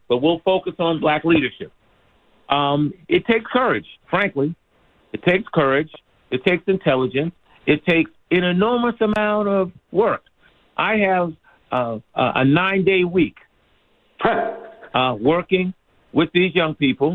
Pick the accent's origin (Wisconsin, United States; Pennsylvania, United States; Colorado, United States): Pennsylvania, United States; Philadelphia; also born or lived in Dorchester, Boston; now in Boston, United States; I'm from Philly. I was born in Boston, but raised really in Philadelphia.